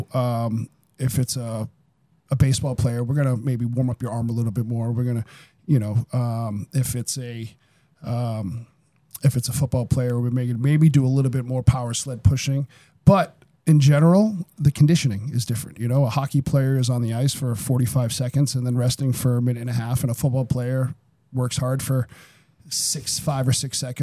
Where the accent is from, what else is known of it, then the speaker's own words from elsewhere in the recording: Somerville, Massachusetts, United States; also born or lived in Medford, Massachusetts / Lowell, Massachusetts / Los Angeles / Everett, Massachusetts; now in Fitchburg area, United States; I grew up in Somerville. I lived in Somerville until I was 12 or 13, then moved to Medford